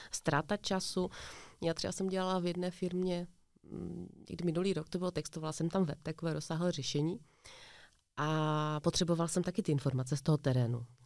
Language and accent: Czech; Ostrava, Moravian-Silesian Region, Czechia; My jsme z Ostravy